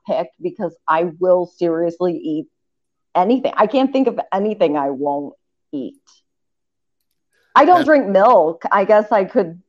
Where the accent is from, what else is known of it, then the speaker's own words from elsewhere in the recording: Appalachia, United States; moved away as an adult; also born or lived in Southeast United States; now in Cleveland, United States; I'm from Appalachia.